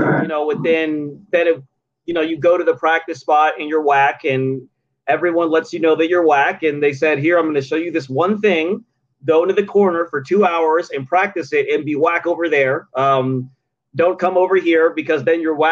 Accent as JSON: {"language": "English", "town": "Columbus", "region": "Ohio", "country": "United States", "moved": "yes", "lives_now": "Philadelphia, United States", "said": "I am from Columbus, Ohio. Boom. So I'm from Columbus, Ohio, up top, super Midwest."}